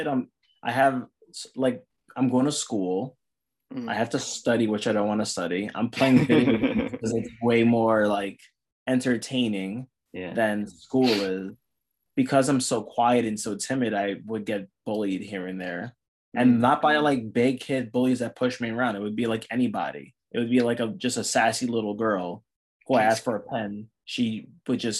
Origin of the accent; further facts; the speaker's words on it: New York City, New York, United States; I was born and raised in the Bronx, New York